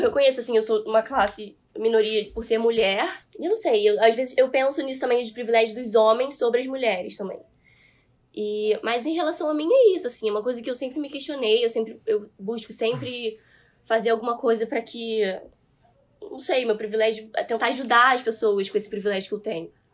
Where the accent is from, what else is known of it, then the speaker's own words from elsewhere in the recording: Petrópolis, Rio de Janeiro, Brazil; moved away as an adult; now in Rio de Janeiro, Brazil; eu não sou daqui, né? Eu sou de Petrópolis, eu nasci lá